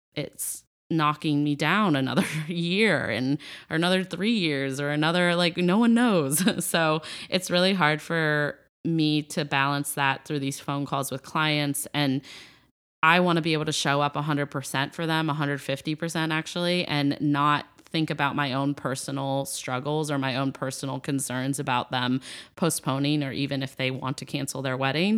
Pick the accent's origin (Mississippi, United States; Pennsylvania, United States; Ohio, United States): Ohio, United States; I'm from Ohio